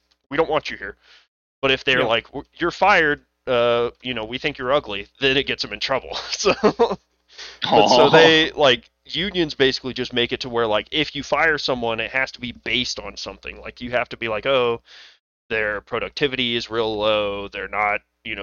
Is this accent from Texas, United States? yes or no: yes; Sweetwater, Texas, United States; I'm from Sweetwater, population 10,000 when I graduated. My graduating class was 86.